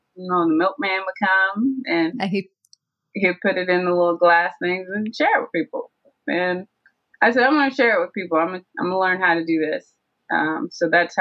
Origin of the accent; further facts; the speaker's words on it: Tennessee, United States; moved away as an adult; also born or lived in Georgia; I went down to Tennessee where we all grew up, to my hometown